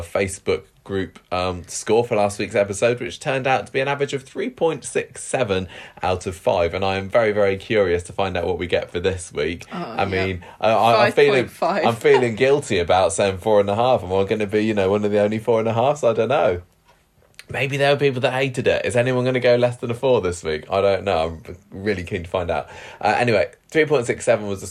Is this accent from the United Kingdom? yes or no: yes; Midlands, United Kingdom; now in Southampton, United Kingdom; I am from the Midlands